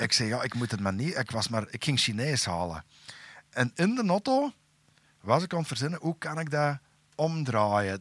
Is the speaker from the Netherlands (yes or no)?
no; Turnhout, Flanders, Belgium; bij ons in Tarp